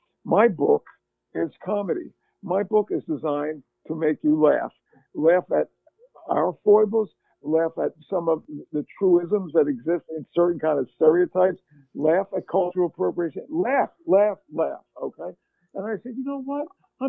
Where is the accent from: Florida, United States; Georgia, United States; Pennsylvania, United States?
Pennsylvania, United States; Philadelphia; the environment in which I grew up in Philadelphia, my high school and so forth